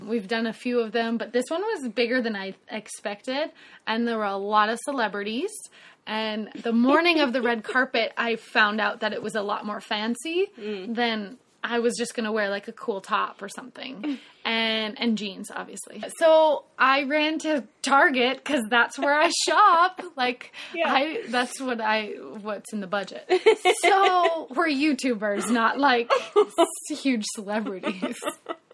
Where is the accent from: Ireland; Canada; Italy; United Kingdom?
Canada; now in Nashville, United States; I am a Canadian girl